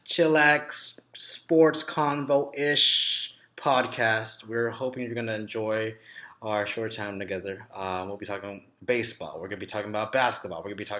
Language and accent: English; Philippines; I'm Filipino, and I hope my Filipinos out there, I hope you're all doing well.